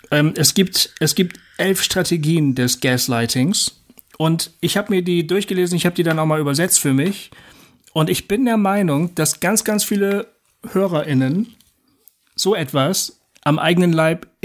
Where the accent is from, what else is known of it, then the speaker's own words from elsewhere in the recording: Bremen, Germany; Bremen war mir wichtig, ja, ich bin Bremer.